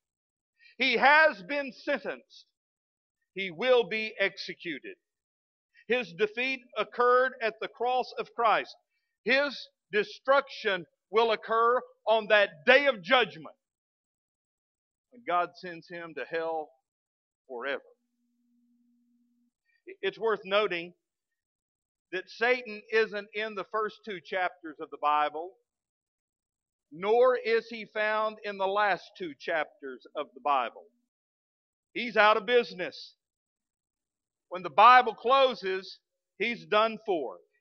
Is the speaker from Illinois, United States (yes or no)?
no; West Texas, United States; now in Fort Smith, United States; As a kid growing up in West Texas, I was raised in a premillennial preaching church